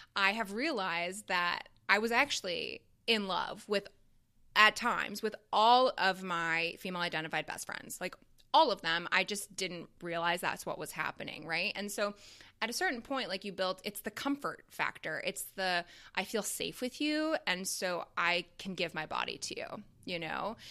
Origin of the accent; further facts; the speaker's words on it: Canada; now in Chicago, United States; that was my education system growing up in Canada and going to, like, a French immersion school.